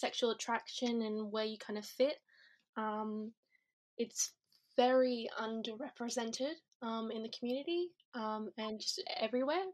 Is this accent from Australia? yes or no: yes; Perth, Western Australia, Australia; I'm from Perth, Western Australia.